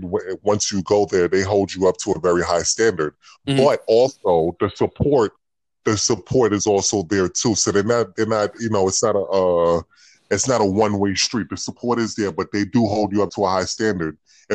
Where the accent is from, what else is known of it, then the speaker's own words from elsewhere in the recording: New York City, New York, United States; I'm from the Bronx